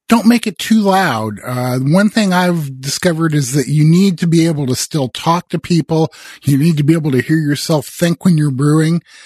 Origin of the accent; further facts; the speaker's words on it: Midwest, United States; I grew up in the Midwest